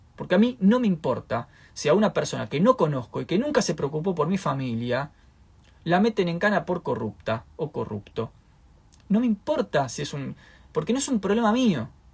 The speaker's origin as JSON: {"language": "Spanish", "country": "Argentina"}